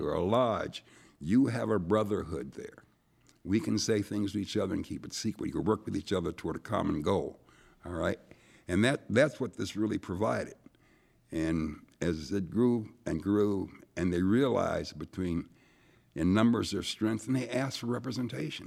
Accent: Erie, Pennsylvania, United States; also born or lived in Mississippi; came to Erie when I was about three, grew up in Erie

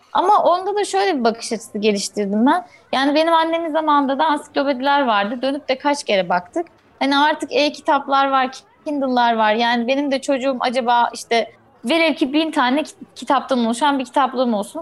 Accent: Eskişehir, Turkey; moved away as an adult; Biz en son geçen sene işte bu zamanlar memleketimize taşındık Eskişehir'e

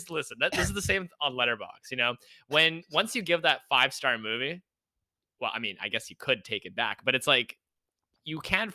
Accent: Vancouver, British Columbia, Canada; now in Los Angeles, United States; I'm from Vancouver, obviously.

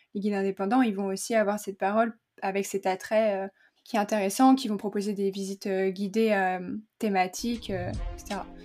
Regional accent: central France, France; le, patois de, de, chez nous, dans le centre de la France

